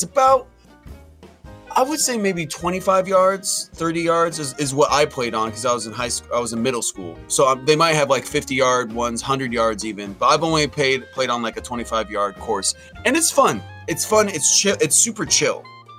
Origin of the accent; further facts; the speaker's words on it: San Francisco Bay Area, California, United States; And I'm born and raised in the San Francisco Bay Area.